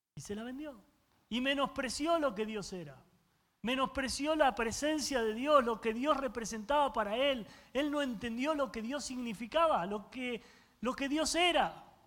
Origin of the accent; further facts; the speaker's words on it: Argentina; yo soy argentino y los argentinos comemos carne